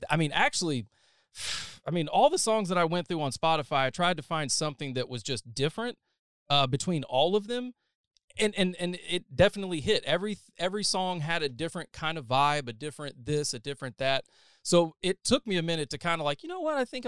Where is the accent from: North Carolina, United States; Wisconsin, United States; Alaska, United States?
North Carolina, United States; Montgomery County; moved away; I'm from Montgomery, the Montgomery dead center, where like Troy, Bisco, Star